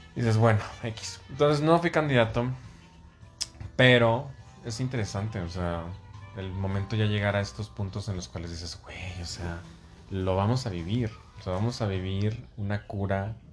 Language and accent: Spanish; Mexico; now in Mexico City, Mexico; como mexicanos